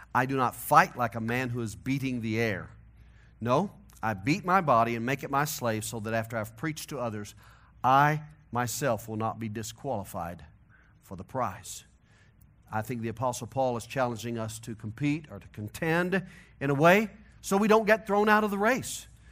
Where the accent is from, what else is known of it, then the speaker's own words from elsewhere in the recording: St. Louis, Missouri, United States; accent: hillbilly nasal twang; now in Colorado, United States; my hillbilly nasal twang, that I'm from Missouri, originally. I got to Colorado as fast as I could. I moved here in nineteen ninety-four